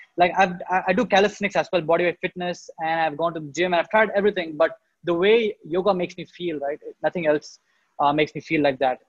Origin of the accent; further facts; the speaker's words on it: India; in India, I was born and brought up in a town which is a small town.